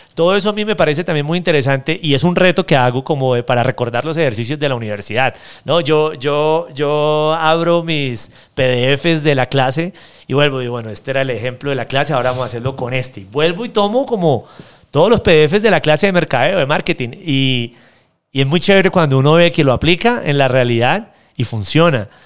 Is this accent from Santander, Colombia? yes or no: yes; Santander, Colombia; de donde yo vengo, en Santander